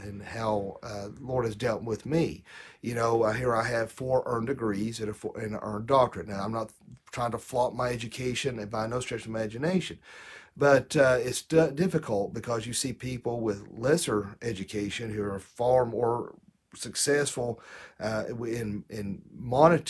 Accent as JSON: {"language": "English", "country": "United States", "said": "United States"}